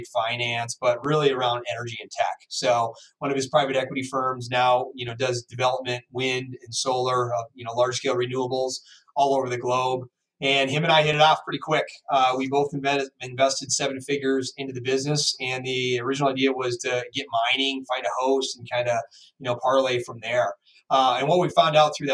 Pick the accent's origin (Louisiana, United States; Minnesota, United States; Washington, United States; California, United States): Minnesota, United States; Minneapolis; I hail from Minneapolis, Minnesota